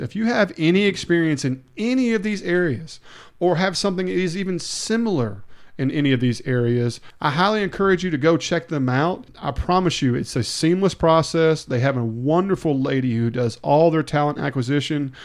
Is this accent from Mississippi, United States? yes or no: yes; Hernando, Mississippi, United States; now in Olive Branch, United States; when I lived in Hernando and I grew up in Hernando for a long time